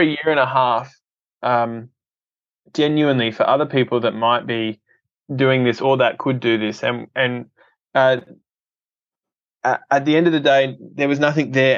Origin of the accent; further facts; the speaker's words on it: Adelaide, South Australia, Australia; grew up in Adelaide, um, and uh, it's been home for uh, most